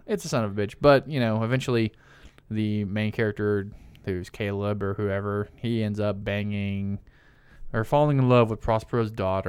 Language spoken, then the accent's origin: English; American South, United States; we're from the American South and we say deuces a lot